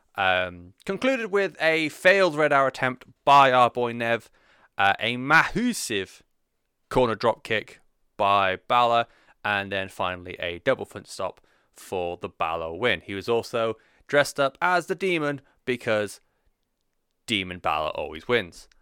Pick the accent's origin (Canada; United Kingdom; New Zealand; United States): United Kingdom; as a European, uh, especially as someone who is, uh, unfortunately identifies as British.